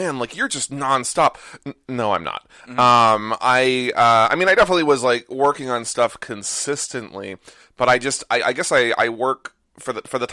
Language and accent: English; Northern California, United States; also born or lived in Arizona; now in New Jersey, United States; I grew up in Northern California